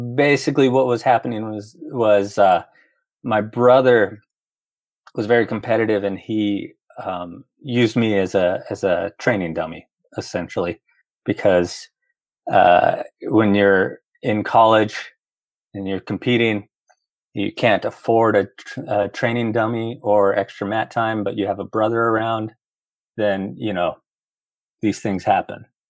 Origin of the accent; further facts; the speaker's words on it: Roswell, New Mexico, United States; moved away as an adult; also born or lived in Los Angeles; born and raised in Roswell